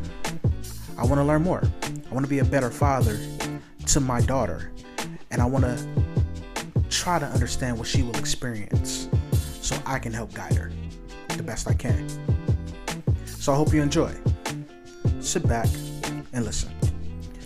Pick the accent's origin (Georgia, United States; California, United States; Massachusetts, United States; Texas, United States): California, United States; Los Angeles; also born or lived in Compton; growing up in South Central LA and Compton